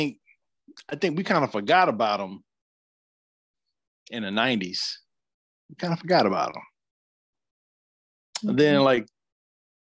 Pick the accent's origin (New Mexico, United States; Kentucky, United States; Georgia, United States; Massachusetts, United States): Georgia, United States; growing up in Georgia